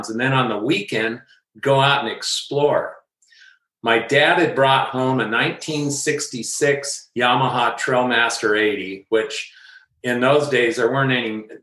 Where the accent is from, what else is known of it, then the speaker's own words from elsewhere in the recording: Rancho Cucamonga, California, United States; also born or lived in Upland, California; right after I was born, my parents moved to Red Hill in Cucamonga, which is now Rancho Cucamonga but right. it wasn't fancy when I grew up there.